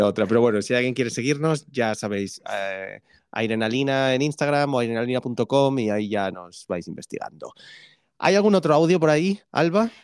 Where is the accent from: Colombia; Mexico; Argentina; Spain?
Argentina; Buenos Aires; soy de Buenos Aires, Argentina.